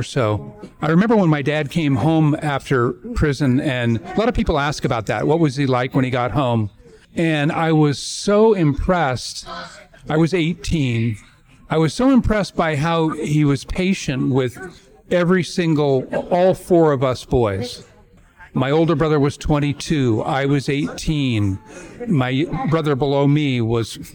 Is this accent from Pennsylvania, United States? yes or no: no; Coronado, California, United States; I grew up in Coronado.